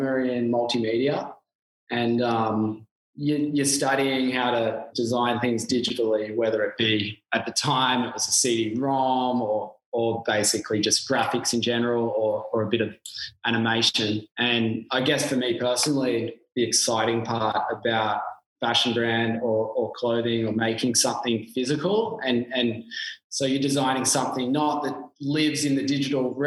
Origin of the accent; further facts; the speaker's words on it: Byron Bay, New South Wales, Australia; also born or lived in England; we came over here to Byron in 1985